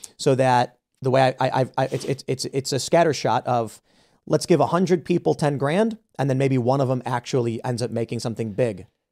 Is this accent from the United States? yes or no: yes; Chicago, Illinois, United States; I grew up in Chicago as a Chicago urban liberal